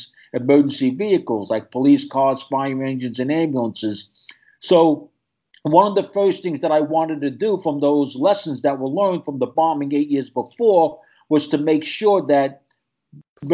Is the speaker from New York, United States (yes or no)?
yes; New York City, New York, United States; I'm born and raised in New York City.